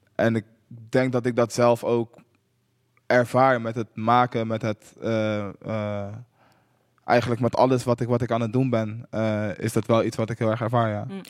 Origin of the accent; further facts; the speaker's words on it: Utrecht, Netherlands; ik kom uit Hooggraven, wat een super achterstandswijk was in Utrecht.